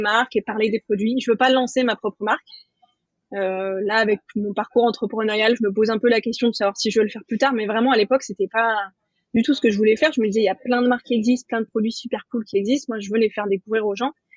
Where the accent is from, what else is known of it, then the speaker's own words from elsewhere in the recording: Nice, Provence-Alpes-Côte d'Azur, France; also born or lived in Paris; j'ai quitté Paris pour revenir à Nice, donc dans le sud, ma région d'origine